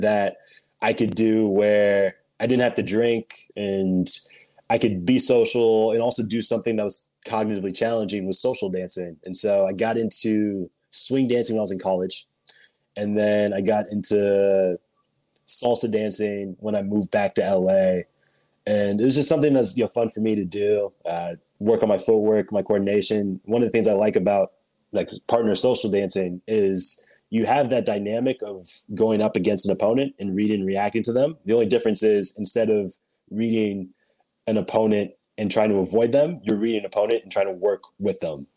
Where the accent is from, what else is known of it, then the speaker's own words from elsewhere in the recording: Portland, Oregon, United States; also born or lived in Los Angeles; I was born in Los Angeles, but I grew up uh, in a suburb of Portland, Oregon